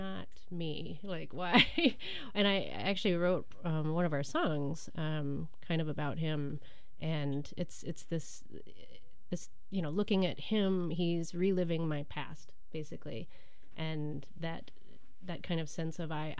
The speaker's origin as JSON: {"language": "English", "region": "Kentucky", "country": "United States", "also_born_or_lived": "Portland, Oregon / Durham, North Carolina / Romania", "moved": "as an adult", "lives_now": "Milwaukee, United States", "said": "I'm from Kentucky"}